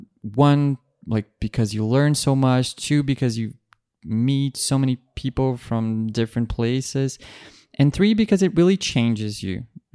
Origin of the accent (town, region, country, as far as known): Brazil; English is a second language; moved away